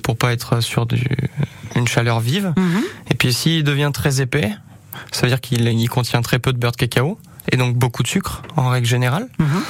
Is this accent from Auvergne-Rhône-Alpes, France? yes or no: yes; Brioude, Auvergne-Rhône-Alpes, France; also born or lived in Montbrison, Loire; now in Riom, France; j'étais de Brioude, j'ai grandi sur Brioude